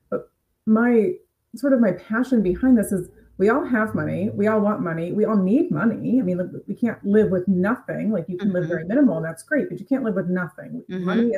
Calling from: Cleveland, Ohio, United States; I am coming from Cleveland, Ohio.

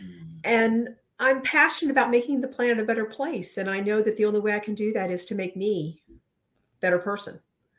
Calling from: Clayton, North Carolina, United States; Clayton, North Carolina, just outside of Raleigh.

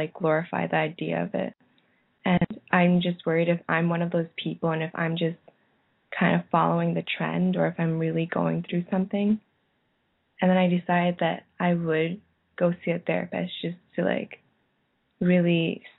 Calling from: Ottawa, Ontario, Canada; I'm calling from Canada.

